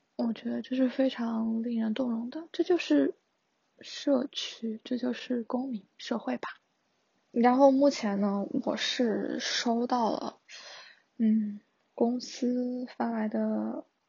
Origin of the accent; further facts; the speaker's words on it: Wuhan, Hubei, China; moved away as an adult; also born or lived in Changsha; now in Shenzhen, China; 因为我是从武汉来的嘛，然后是在长沙上学